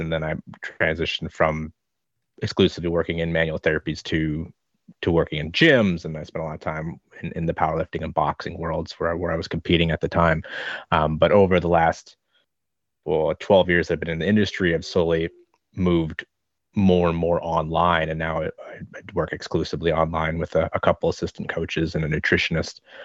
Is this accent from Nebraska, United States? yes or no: yes; Nebraska, United States; moved away as an adult; also born or lived in Minnesota / Queensland / Victoria; now in Hobart, Australia; I grew up, spent my first twelve years in Nebraska and then another few years in Minnesota